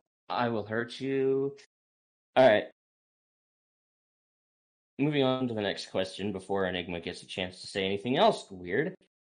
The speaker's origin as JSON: {"language": "English", "country": "United States", "said": "I'm American"}